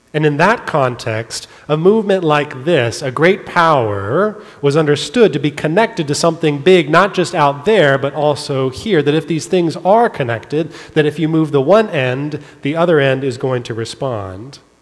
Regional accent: California, United States; I grew up in California.

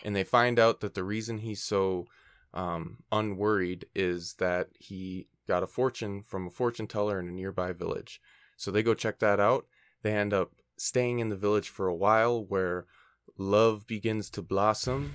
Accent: Minnesota, United States; now in California, United States; we're, we're both from Minnesota and I'm in California right now

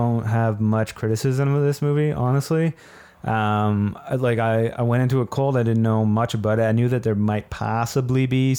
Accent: Ottawa, Ontario, Canada; being from Ottawa

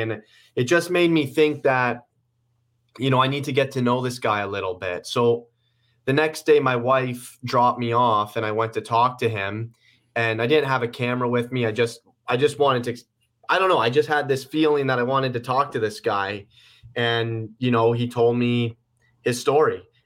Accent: Guelph, Ontario, Canada; also born or lived in Toronto; we just moved out of Toronto. a few months ago to my hometown, Guelph

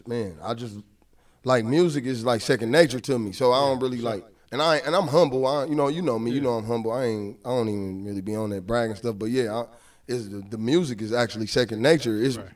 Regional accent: Kansas City, Missouri, United States; I grew up in Kansas City, man. Like, see, we from the south side. You know what I'm saying? We from 108th Street.

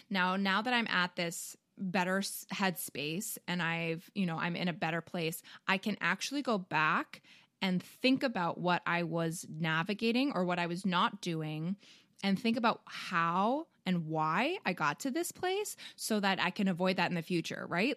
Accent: Canada; now in United States; I, being a Canadian

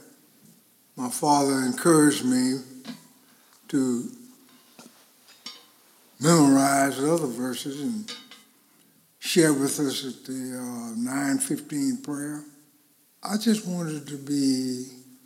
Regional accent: Winter Haven, Florida, United States; I was born in Winter Haven, Florida, with a sister, twin sister

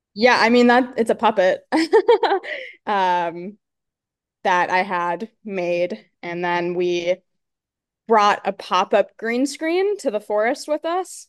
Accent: Pennsylvania, United States; I grew up in Pennsylvania

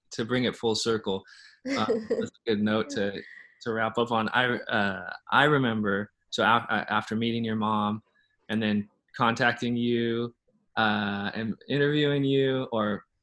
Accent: Arizona, United States; but I'm from Arizona.

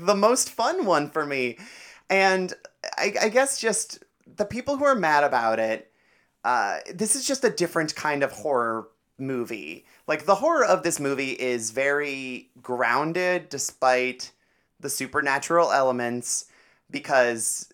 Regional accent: Cleveland, Ohio, United States; I'm from Cleveland

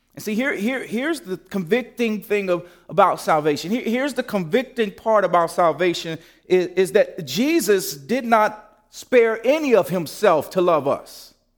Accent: Gary, Indiana, United States; when I was a kid and growing up in Gary

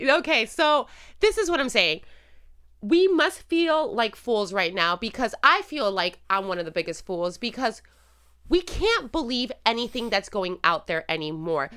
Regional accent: Puerto Rico; moved away as an adult; also born or lived in Illinois; now in United States; I am Puerto Rican, born and raised in Puerto Rico

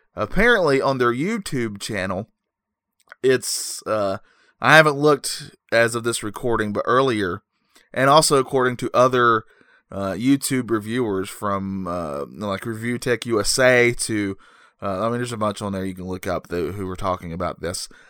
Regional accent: North Carolina, United States; I'm from North Carolina

